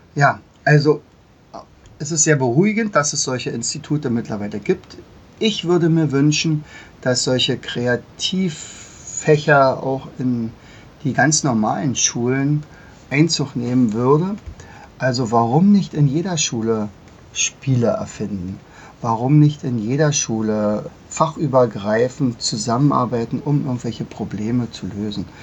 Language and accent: German; Germany; bei uns in Deutschland